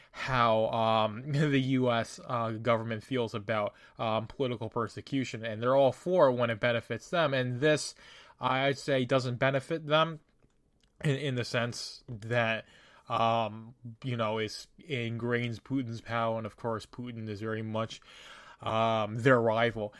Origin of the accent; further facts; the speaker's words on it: United States; me as an American in my country